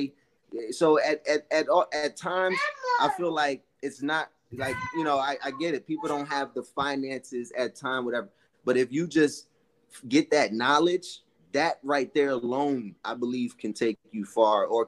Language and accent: English; New York City, New York, United States; my mom and dad, growing up in Brooklyn, a one apartment house, all that, dad working, mom struggling